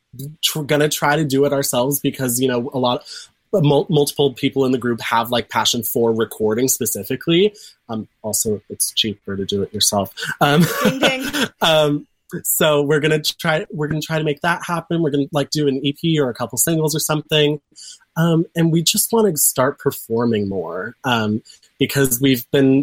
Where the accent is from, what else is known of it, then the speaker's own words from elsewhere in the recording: Pasadena, California, United States; also born or lived in Orange, California; I'm from Pasadena originally, and so I have a bunch of connections up here.